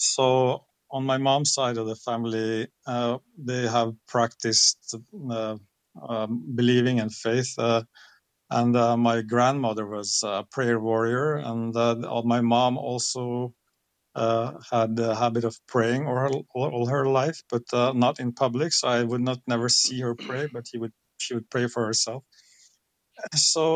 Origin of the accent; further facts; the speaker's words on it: Norway; I'm born and raised here in Norway, so I grew up here in Norway.